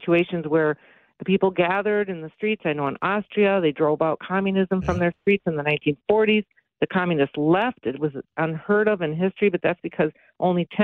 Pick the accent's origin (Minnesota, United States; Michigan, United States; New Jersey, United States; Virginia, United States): Minnesota, United States; Minneapolis; I'm from Minneapolis